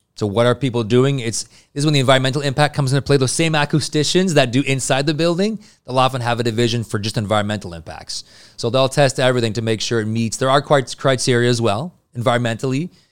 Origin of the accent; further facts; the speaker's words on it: Montreal, Quebec, Canada; I'm from Montreal